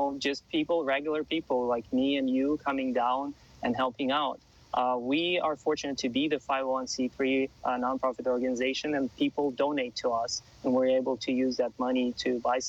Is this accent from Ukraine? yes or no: yes; Ukraine; now in Los Angeles, United States; I live in Los Angeles. I am from Ukraine. I have family in Ukraine.